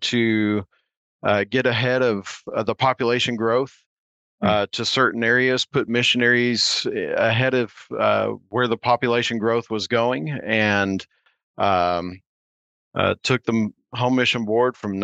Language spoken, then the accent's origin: English; Oklahoma, United States; I grew up in Oklahoma